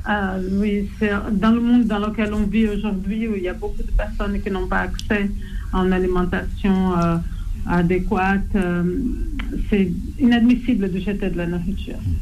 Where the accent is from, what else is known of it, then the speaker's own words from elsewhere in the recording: Rio de Janeiro, Brazil; French is a second language; also born or lived in Paris region, France; now in France; je suis née à Rio